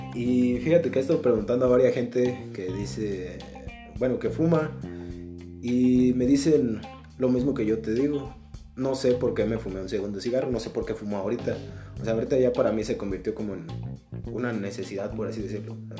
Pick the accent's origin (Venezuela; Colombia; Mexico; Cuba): Mexico; No soy buen mexicano